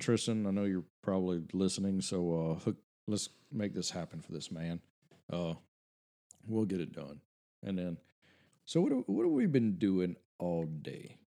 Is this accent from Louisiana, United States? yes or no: yes; Cut Off, Louisiana, United States; Coach O is from my hometown